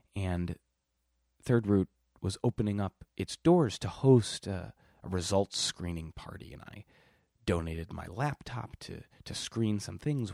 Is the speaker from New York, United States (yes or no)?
no; Milwaukee, Wisconsin, United States; moved away; I'm from Milwaukee, Wisconsin